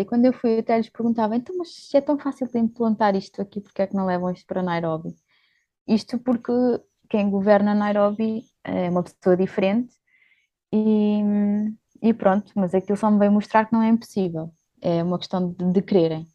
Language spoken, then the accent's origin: Portuguese; Portugal; moved away as an adult; also born or lived in Luxembourg; now in Kenya; nasci no Luxemburgo, uh, e vivi lá alguns anos, mas os meus pais são portugueses uh, e é onde eu também vivi grande parte da minha vida